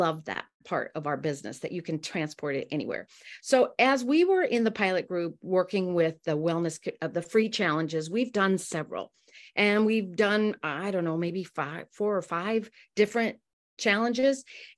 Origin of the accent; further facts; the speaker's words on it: Amsterdam, North Holland, Netherlands; And I'm so thrilled to be with you guys, even if I'm from Amsterdam.